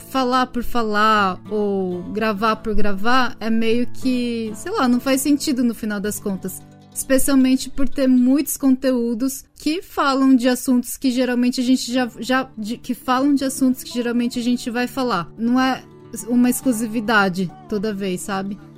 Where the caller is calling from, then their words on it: Tokyo, Japan; Tóquio, Japão.